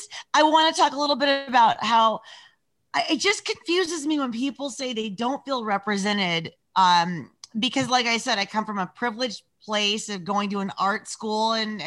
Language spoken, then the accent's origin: English; Bay Area, California, United States; also born or lived in Hollywood, California; when I was a young kid, I was in Hollywood. My friends came out of the closet when they were like eight. It was just not a thing. And then I ended up growing up in the Bay Area.